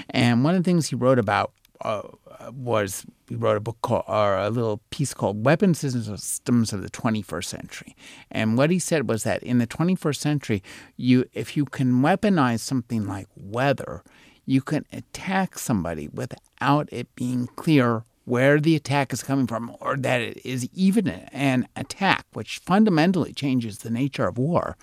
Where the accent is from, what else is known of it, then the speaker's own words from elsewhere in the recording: United States; as an American